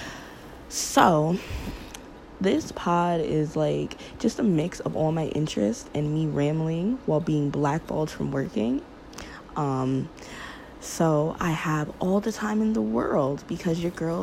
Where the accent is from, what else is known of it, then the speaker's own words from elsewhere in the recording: Teaneck, New Jersey, United States; also born or lived in Detroit (roots); now in Jersey City, United States; Originally, I'm from Bergen County and graduated from Teaneck High School